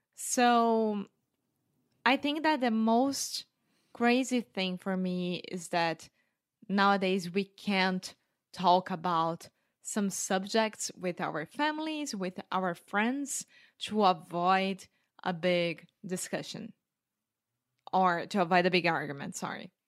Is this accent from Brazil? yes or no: yes; Brazil; English is a second language; now in Porto, Portugal; I grew up in Brazil